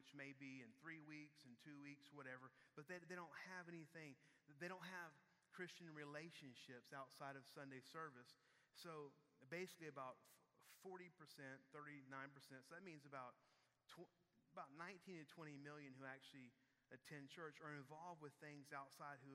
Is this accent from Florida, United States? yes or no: no; Houston, Texas, United States; we're from Houston.